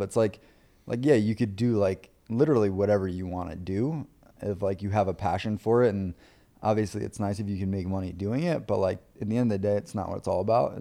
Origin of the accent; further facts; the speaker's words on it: Long Island, New York, United States; I was raised on Long Island, uh, grew up on Long Island